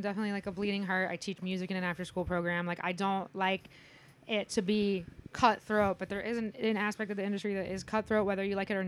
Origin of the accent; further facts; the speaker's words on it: Indiana, United States; I'm from Indiana.